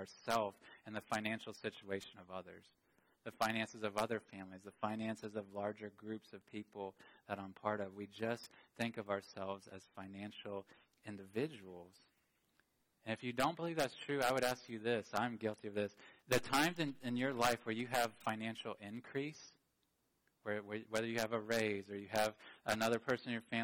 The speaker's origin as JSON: {"language": "English", "country": "United States", "said": "I love being an American"}